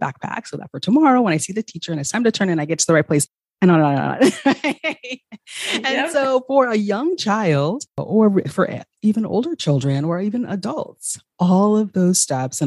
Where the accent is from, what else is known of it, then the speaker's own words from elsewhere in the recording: Ghana; moved away; I'm originally from Ghana